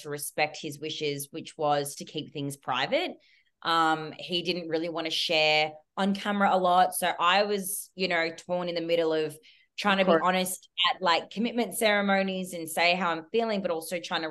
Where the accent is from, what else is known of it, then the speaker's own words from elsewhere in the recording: Melbourne, Victoria, Australia; I'm from Melbourne